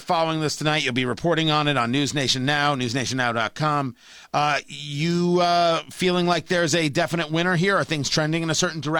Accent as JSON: {"language": "English", "region": "New Jersey", "country": "United States", "tie": "born or raised there", "said": "I grew up in Jersey."}